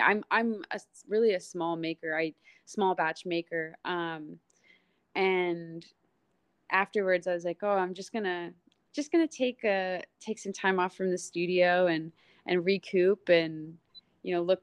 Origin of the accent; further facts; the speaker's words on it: Texas, United States; moved away as an adult; I'm from Texas